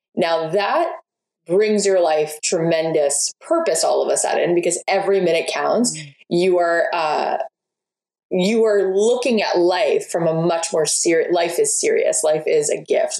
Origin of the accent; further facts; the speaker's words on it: outside of Miami, Florida, United States; where I grew up outside of Miami